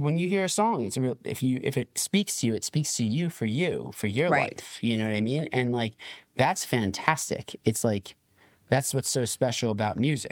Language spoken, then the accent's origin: English; New Jersey, United States; I'm from New Jersey. Okay. South Jersey, that is